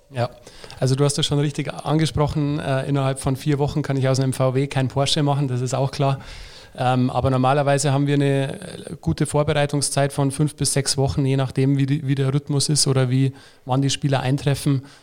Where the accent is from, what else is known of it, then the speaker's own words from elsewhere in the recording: Lenggries, Bavaria, Germany; now in Nuremberg, Germany; da wo ich herkomme aus Lenkries